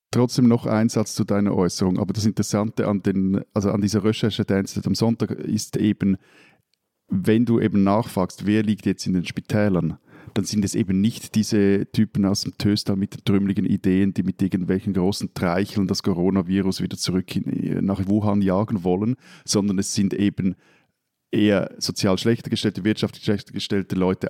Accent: Switzerland; als Schweizer

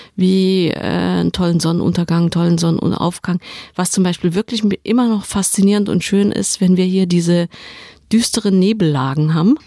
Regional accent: Saarland, Germany; Ich komme aus dem Saarland.

